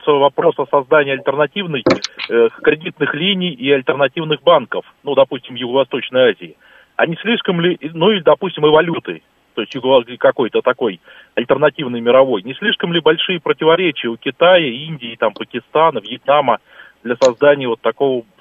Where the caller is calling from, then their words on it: Moscow, Russia; добрый день … город Москва.